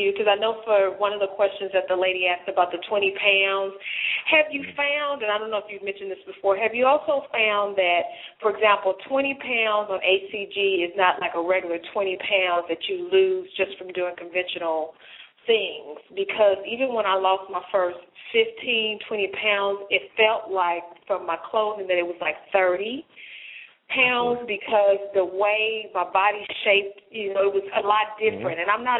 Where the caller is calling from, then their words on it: Dallas, Texas, United States; I'm calling from Dallas, Texas.